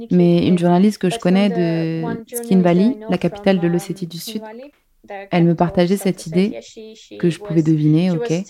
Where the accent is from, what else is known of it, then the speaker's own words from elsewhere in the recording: Abkhazia, Georgia; si j'étais née en Géorgie, um, parce que je suis née et j'ai grandi en Abkhazie, je sais tout sur la uh, corruption.